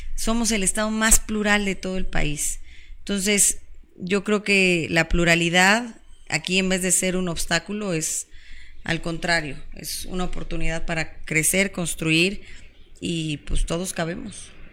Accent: Cuautitlán Izcalli, State of Mexico, Mexico; soy mexiquense, este, nací, crecí, viví, vivo

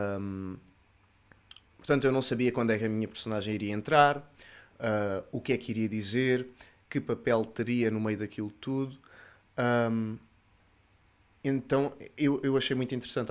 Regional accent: Sines, Alentejo, Portugal; sou de Sines, Sou um siniense. Sou um siniense de, de gema

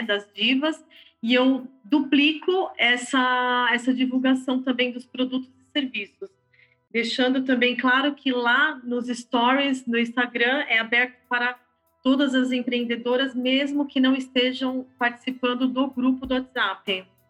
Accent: São Paulo, Brazil; Eu sou nascida em São Paulo, no bairro do Ipiranga

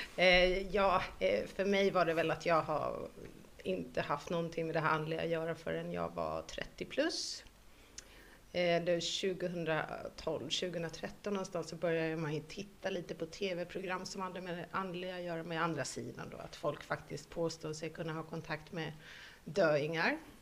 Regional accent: Finland; moved away; I Finland, där jag kommer ifrån

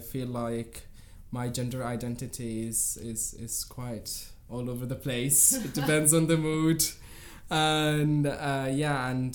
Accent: Khartoum, Sudan; I was born and raised here in Khartoum

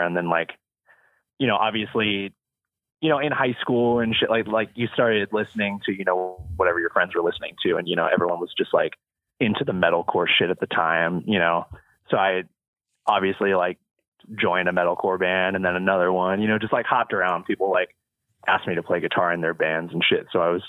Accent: Yuba City, California, United States; born and raised in California for sure. Been here my whole life. But I grew up in Northern California, like in a small town, outside of Sacramento called Yuba City, which no one has ever heard of. But, yeah, I born and raised there

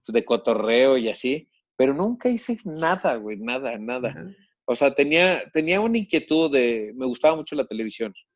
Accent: Monterrey, Nuevo León, Mexico; moved away as an adult; now in Mexico City, Mexico; yo me fui de Monterrey a la Ciudad de México por, o sea, sí, por la inseguridad, pero porque quería hacer teatro

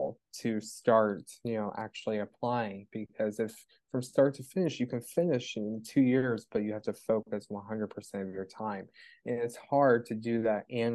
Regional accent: Florida, United States; also born or lived in Pittsburgh, Pennsylvania; I grew up in Florida

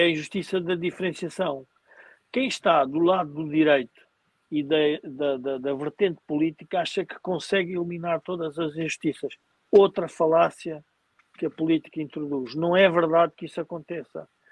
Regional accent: Portugal; nós, como portugueses

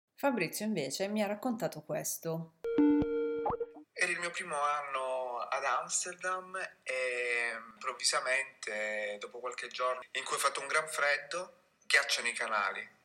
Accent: Apulia, Italy; moved away as an adult; now in Netherlands; Io sono del sud, ormai lo sapete, sono pugliese, sono originaria della Puglia

